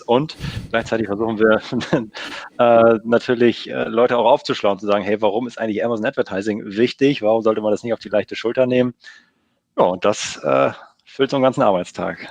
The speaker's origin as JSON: {"language": "German", "town": "Lüneburg", "region": "Lower Saxony", "country": "Germany", "said": "Nähe aus Hamburg, komme aus Lüneburg"}